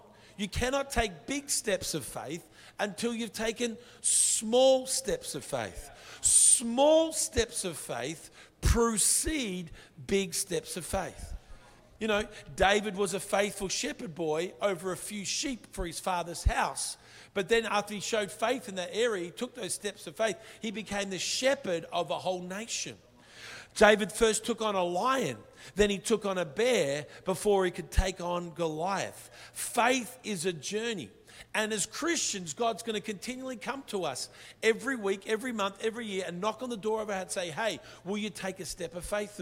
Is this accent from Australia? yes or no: yes; Brisbane, Queensland, Australia; accent: Australian; we come from Brisbane